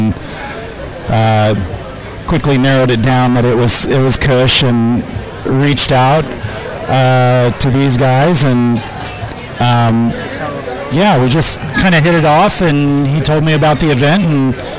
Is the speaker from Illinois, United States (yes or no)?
no; Tulsa, Oklahoma, United States; moved away as an adult; also born or lived in Las Vegas / Florida; Born and raised. Traveled, lived in Las Vegas for a while. That was interesting. Lived in Florida for a while, but yeah, Tulsa's home.